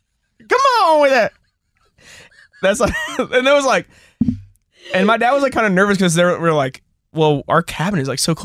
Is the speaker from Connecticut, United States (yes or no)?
no; Nashville, Tennessee, United States; So I grew up in the Nashville writing community